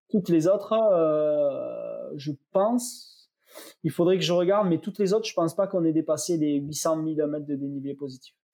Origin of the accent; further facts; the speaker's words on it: south of France, France; pour moi, en tant que sudiste, si tu veux, le soleil, c'est 90% de la réussite d'un événement.